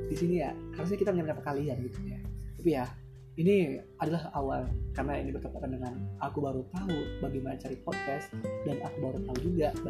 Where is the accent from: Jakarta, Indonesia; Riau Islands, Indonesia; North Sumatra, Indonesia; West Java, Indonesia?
Riau Islands, Indonesia; Batam; karena aku dari, dari berasal dari Batam